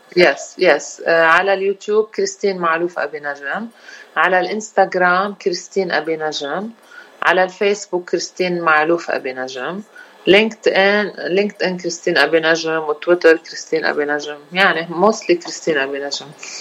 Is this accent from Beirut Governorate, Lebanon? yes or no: no; Rashaya al-Fukhar, Keserwan-Jbeil, Lebanon; moved away as an adult; now in Washington DC area, United States; انا الاصل من رشايا الفخار وعايشين بكسر وين يعني كل حياتنا وصار لي 16 سنة بأمريكا